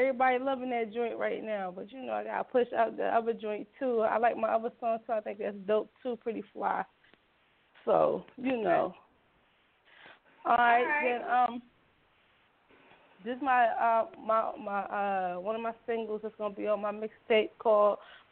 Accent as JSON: {"language": "English", "town": "Philadelphia", "region": "Pennsylvania", "country": "United States", "said": "I'm from Uptown."}